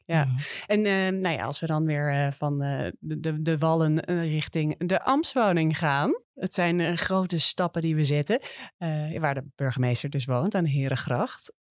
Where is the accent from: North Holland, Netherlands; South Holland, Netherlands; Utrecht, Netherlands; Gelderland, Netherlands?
North Holland, Netherlands; Amsterdam; dat we eigenlijk als Amsterdammers